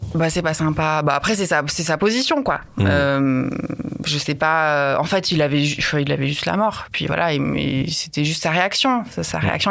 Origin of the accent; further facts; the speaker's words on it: Lyon, Auvergne-Rhône-Alpes, France; je viens de Lyon